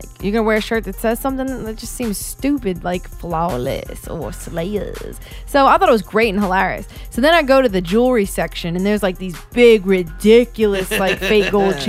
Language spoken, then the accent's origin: English; West Bank, Palestine; I know what Rainbow has. I'm from the West Bank. We used to shop there.